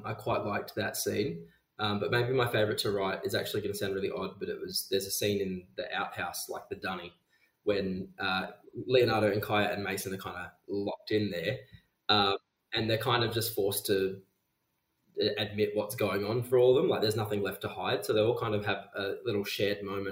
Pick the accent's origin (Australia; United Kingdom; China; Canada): Australia; Geraldton, Western Australia; I grew up in Geraldton, which is about 4 hours north of Perth